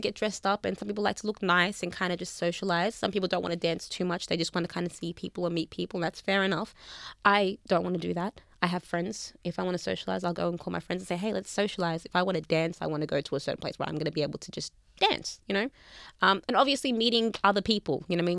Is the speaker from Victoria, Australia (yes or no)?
yes; Melbourne, Victoria, Australia; accent: Aussie; I'm from Melbourne.